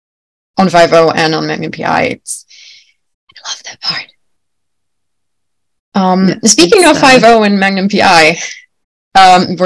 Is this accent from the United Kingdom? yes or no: no; Germany; I'm from Germany